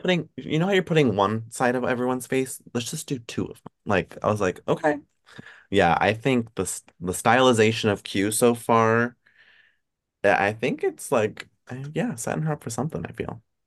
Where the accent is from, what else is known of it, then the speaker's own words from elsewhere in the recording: Pennsylvania, United States; I'm also from P A, like, I'm from Pennsylvania, so, like, not far, like, thirty minutes from Hershey